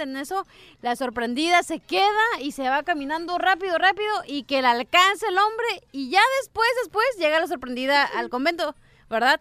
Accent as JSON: {"language": "Spanish", "country": "Mexico", "said": "Yo soy mexicana"}